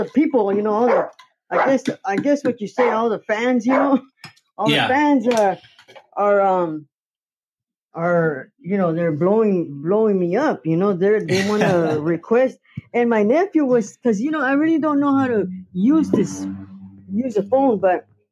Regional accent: Camarillo, California, United States; now in Oxnard, United States; I was born in Ventura County, so, and I lived in Camarillo till I was 12. And then I came to Oxnard when I was 12 years old.

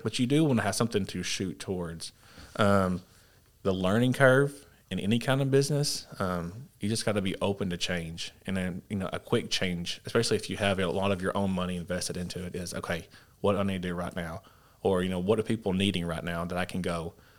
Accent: Paragould, Arkansas, United States; growing up in Perigold

